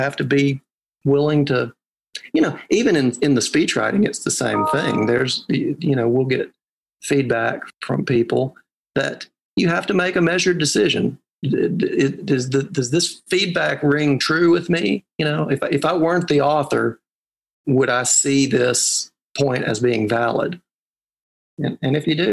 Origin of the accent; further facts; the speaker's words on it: Arkansas, United States; accent: Southern; moved away as an adult; also born or lived in Arizona / New England; growing up in it, that's just the way people talk